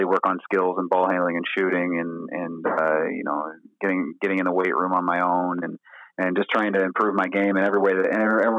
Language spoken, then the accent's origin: English; Auburn, Indiana, United States; I grew up in a small town called Auburn, Indiana